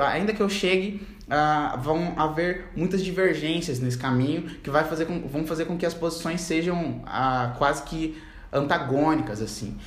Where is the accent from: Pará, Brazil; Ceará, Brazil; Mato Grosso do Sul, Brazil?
Mato Grosso do Sul, Brazil; Campo Grande; eu sou de Campo Grande, Mato Grosso do Sul. Nasci aqui na Cidade Morena, capital do estado